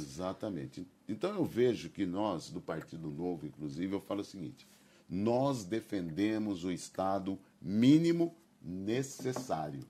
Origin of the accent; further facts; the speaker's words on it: Campinas, São Paulo, Brazil; also born or lived in Rio de Janeiro; nasci em Campinas e até aos 18, 20 anos eu morei em Campinas